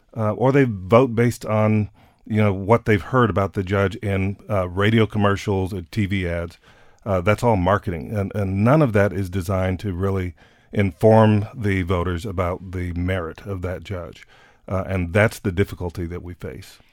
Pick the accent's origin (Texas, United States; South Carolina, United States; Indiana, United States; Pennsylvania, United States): Texas, United States; San Antonio; my hometown of San Antonio